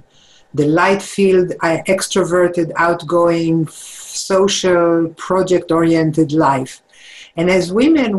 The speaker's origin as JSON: {"language": "English", "town": "Jerusalem", "region": "Jerusalem District", "country": "Israel", "tie": "born or raised there", "moved": "yes", "said": "I grew up in Israel, in Jerusalem"}